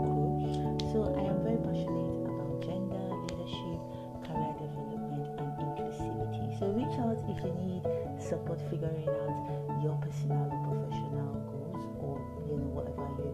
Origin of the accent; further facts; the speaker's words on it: Warri, Delta, Nigeria; also born or lived in Sokoto, Nigeria; Raised in Warri Delta State, Nigeria.